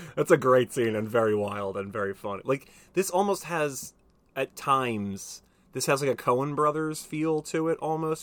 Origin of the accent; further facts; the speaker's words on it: United States; I'm American